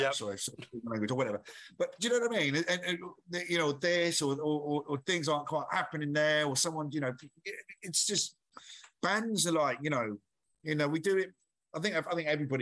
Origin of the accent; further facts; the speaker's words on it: Essex, East of England, United Kingdom; now in London, United Kingdom; So I'm originally from Essex.